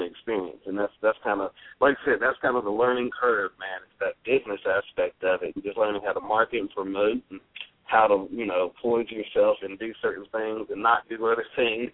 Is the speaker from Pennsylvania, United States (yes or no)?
no; Charlotte, North Carolina, United States; we're from Charlotte